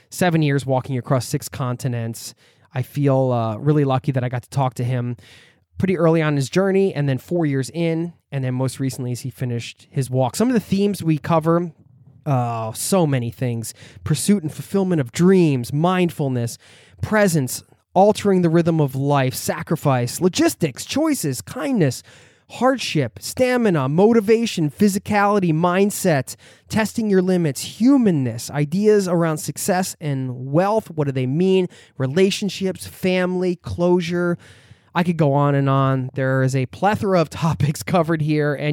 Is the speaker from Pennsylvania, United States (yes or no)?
yes; outside of Philadelphia, Pennsylvania, United States; we're both from the East Coast. I'm from outside of Philly.